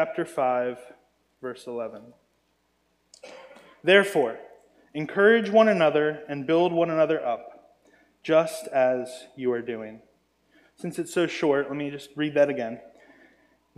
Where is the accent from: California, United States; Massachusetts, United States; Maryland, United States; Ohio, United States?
Maryland, United States; I grew up in Maryland, and in Maryland we actually had a homeschool Christian lacrosse team